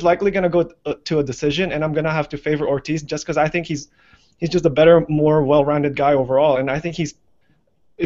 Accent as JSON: {"language": "English", "country": "Canada", "said": "I'm the Canadian here"}